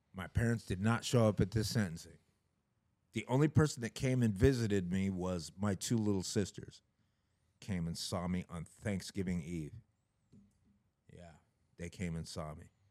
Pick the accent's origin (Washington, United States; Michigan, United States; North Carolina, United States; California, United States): Washington, United States; Issaquah; I'm from Issaquah, Washington, raised by white parents